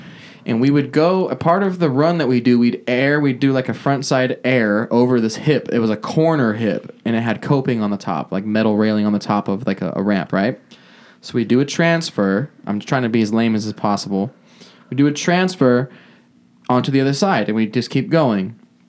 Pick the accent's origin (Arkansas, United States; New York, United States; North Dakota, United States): North Dakota, United States; I'm from North Dakota.